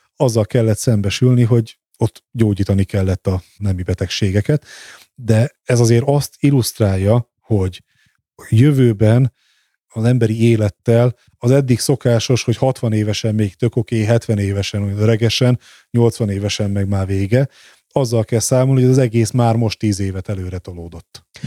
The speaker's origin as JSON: {"language": "Hungarian", "town": "Nyíregyháza", "region": "Szabolcs-Szatmár-Bereg", "country": "Hungary", "tie": "born or raised there", "also_born_or_lived": "Budapest", "moved": "yes", "said": "én Nyíregyházán születtem"}